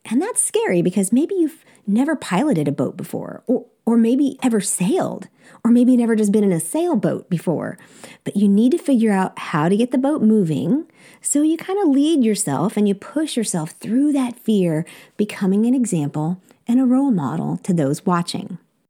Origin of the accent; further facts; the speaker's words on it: South Korea; you would think that growing up in Korea that I would have this amazing sense of adventure when it comes to food